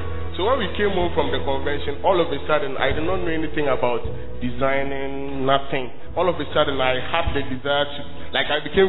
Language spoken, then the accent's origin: English; Tamale, Northern Region, Ghana; So I came from Tamale to Kumasi to school, and I was a high time fraud boy.